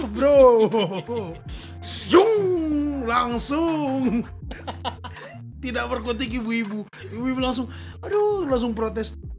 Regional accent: Eastern Indonesia, Indonesia; now in Jakarta, Indonesia; gua sebagai orang timur si gue dari Omak emang anak daerah

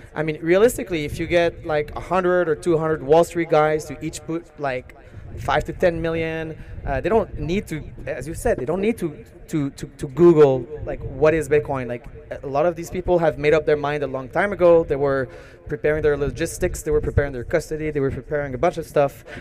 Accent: Canada; I'm a Canadian citizen

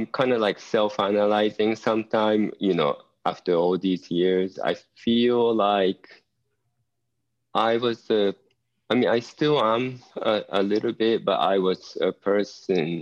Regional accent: Japan; English is a second language; moved away as an adult; also born or lived in Eugene, Oregon / Southern California; growing up in Japan

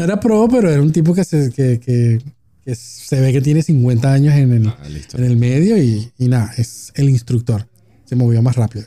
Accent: Venezuela; now in Argentina; nosotros como venezolanos estábamos acostumbrados a prácticamente ni usar el efectivo

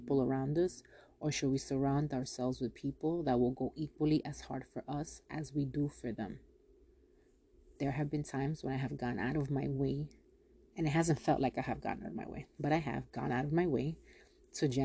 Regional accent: Yonkers, New York, United States; I'm from Yonkers.

